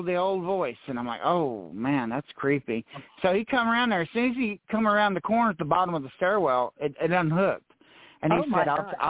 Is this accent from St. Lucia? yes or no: no; Texas, United States; growing up in South Texas, I had a lot of Hispanic friends.